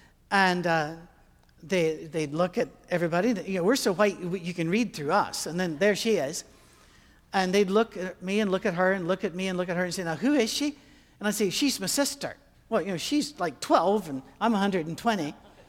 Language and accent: English; Scotland, United Kingdom; we would cross into Canada to fly out because it's cheaper from there and we're Scottish.